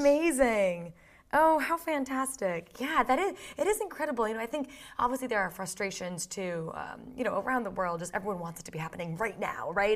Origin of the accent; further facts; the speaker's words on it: Boston, Massachusetts, United States; moved away as an adult; now in London, United Kingdom; I grew up in Boston, so, like, I'm a New England girl